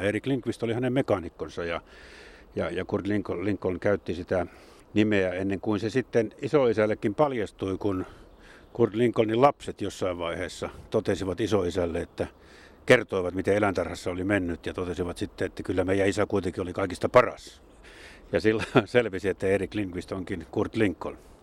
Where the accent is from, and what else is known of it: Jyväskylä, Central Finland, Finland; born or raised there